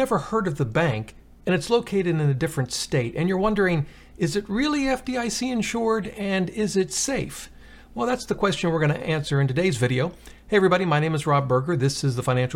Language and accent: English; Virginia, United States; This is in actually in my home state, Tappahannock, Virginia.